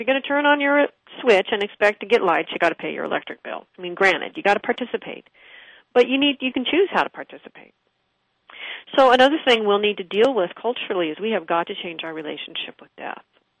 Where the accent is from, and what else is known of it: Pittsburgh, Pennsylvania, United States